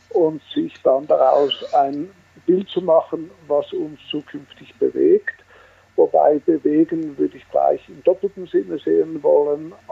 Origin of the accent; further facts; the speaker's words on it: Switzerland; Wie man hört, bin ich Schweizer und Gründer, äh, CEO, sprich Geschäftsführer auf gut Deutsch, der Rinspeed AG seit 42 Jahren.